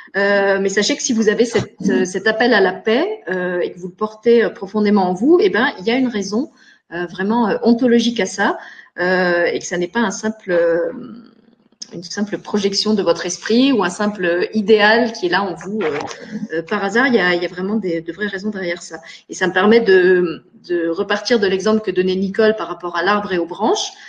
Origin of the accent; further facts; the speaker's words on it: Moselle, Grand Est, France; moved away as an adult; now in Luxembourg; je suis née en meurthe moselle mais j'ai grandi en Moselle, j'ai fait toutes mes études et j'ai commencé ma vie professionnelle en Moselle